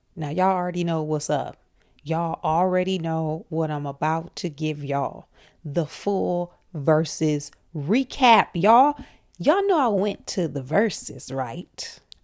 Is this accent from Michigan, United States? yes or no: yes; Flint, Michigan, United States; I'm from Flint